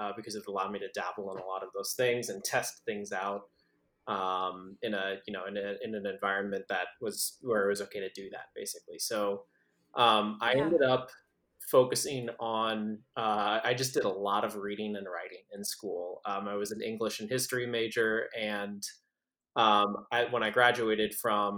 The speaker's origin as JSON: {"language": "English", "town": "San Antonio", "region": "Texas", "country": "United States", "tie": "born or raised there", "said": "I was born and raised in San Antonio, Texas"}